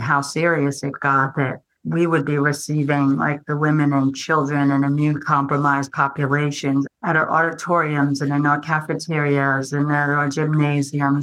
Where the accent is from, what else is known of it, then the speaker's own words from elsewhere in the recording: New Jersey, United States; I grew up in New Jersey